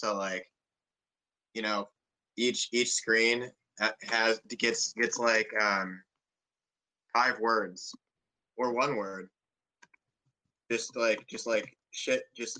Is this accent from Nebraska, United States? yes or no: yes; Omaha, Nebraska, United States; I grew up in Omaha, Nebraska, and I've traveled all over the country